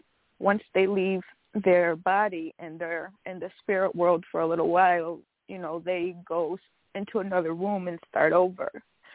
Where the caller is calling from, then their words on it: Buffalo, New York, United States; I'm calling from Buffalo, New York.